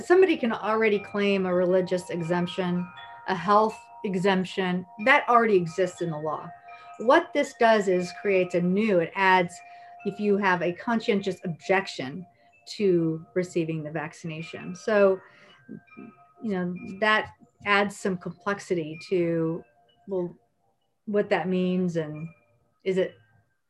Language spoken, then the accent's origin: English; Indiana, United States; I grew up in Indiana, and I grew up being very concerned about my neighbors